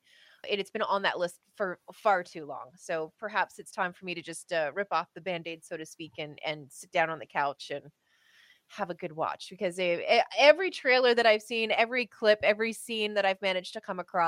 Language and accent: English; Canada; As a Canadian